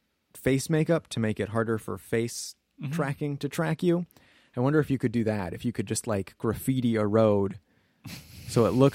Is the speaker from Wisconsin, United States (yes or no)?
yes; Rosendale, Wisconsin, United States; And we grew up in Rosendale, Wisconsin.